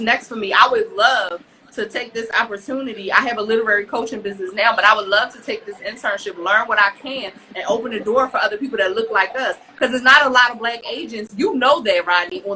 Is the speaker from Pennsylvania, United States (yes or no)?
yes; Philadelphia, Pennsylvania, United States; it was rough growing up in North Philly